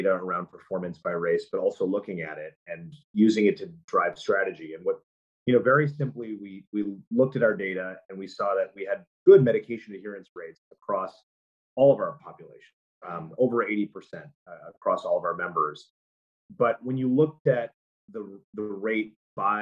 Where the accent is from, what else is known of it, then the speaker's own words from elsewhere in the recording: United States; as an American, as a person who lives in this society